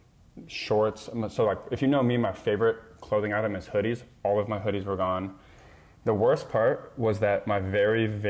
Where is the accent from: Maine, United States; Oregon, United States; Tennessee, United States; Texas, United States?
Oregon, United States; Lake Oswego; moved away as an adult; also born or lived in San Diego, California; now in Boston, United States; I'm from a suburb outside of Portland, Oregon, called Lake Oswego, Oregon